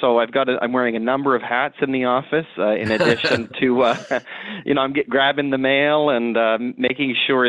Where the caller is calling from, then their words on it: Toronto, Ontario, Canada; Yes, happy to be here on the line here in Toronto.